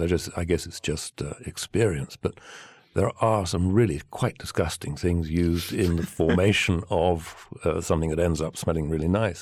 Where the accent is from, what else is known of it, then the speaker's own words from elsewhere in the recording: England, United Kingdom; now in Provence, France; I'm English.